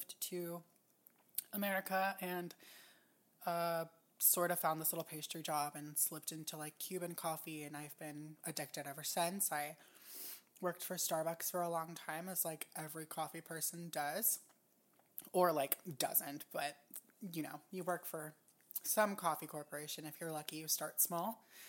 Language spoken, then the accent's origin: English; Japan; also born or lived in United States; And I grew up in Japan, and Hawaii has like a huge Japanese influence.